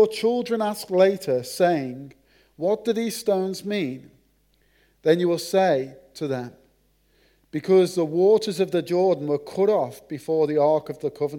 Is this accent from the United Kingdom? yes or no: yes; Merseyside, North West England, United Kingdom; accent: Merseyside (Scouse); moved away; my accent. The Queen's English from Merseyside